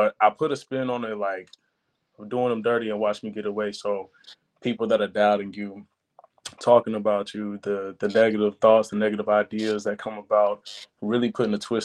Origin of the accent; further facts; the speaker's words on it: Charlotte, North Carolina, United States; I'm coming out of North Carolina, Charlotte to be exact.